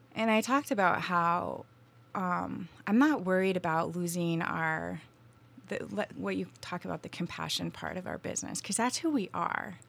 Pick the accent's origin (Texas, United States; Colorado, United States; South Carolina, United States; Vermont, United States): Vermont, United States; moved away as an adult; now in Asheville, United States; I grew up in Vermont